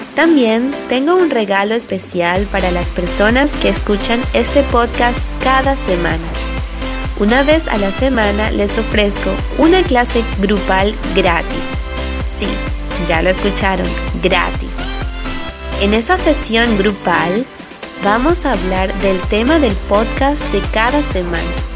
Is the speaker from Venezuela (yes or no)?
yes; Venezuela; first language Spanish; now in Buenos Aires, Argentina; soy de Venezuela, pero vivo actualmente en Buenos Aires, Argentina